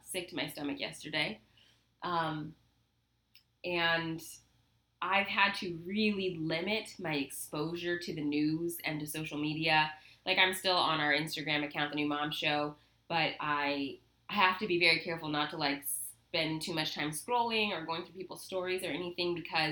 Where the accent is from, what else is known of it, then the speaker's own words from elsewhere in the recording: Southern California, United States; growing up in Southern California, which is like the liberalist of the liberal